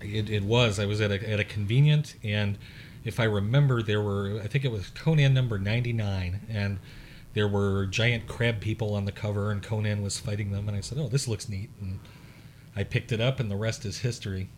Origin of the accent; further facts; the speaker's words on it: Chicago, Illinois, United States; I'm from the Chicago area